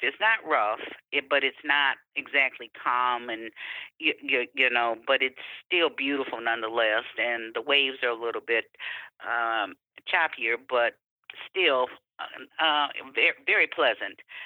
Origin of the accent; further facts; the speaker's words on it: Detroit, Michigan, United States; I'm from Michigan, Detroit